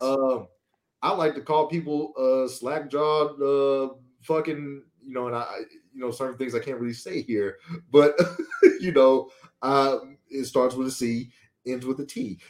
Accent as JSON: {"language": "English", "region": "Louisiana", "country": "United States", "tie": "born or raised there", "said": "we grew up in Louisiana"}